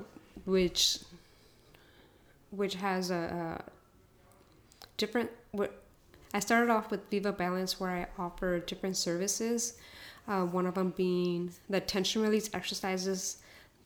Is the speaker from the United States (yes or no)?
yes; United States; first language Spanish; English is a second language; I was born here in the U.S.